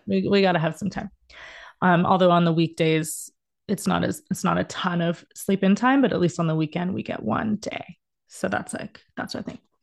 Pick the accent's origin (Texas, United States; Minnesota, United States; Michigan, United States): Texas, United States; Dallas; moved away as an adult; also born or lived in Indiana; now in Los Angeles, United States; I am from Dallas originally, but I've been in L A for the past fifteen years